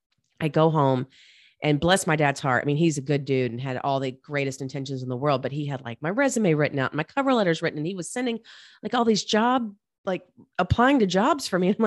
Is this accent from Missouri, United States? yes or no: no; Charlotte, North Carolina, United States; I grew up in Charlotte, North Carolina.